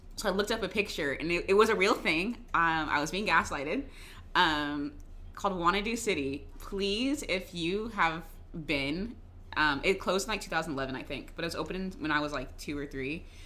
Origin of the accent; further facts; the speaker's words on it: Jacksonville, Florida, United States; Duval, that's my hometown